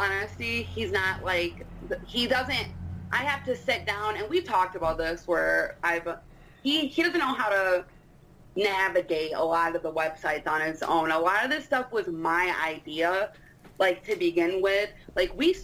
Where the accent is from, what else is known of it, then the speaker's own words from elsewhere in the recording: New York, United States; I'm from New York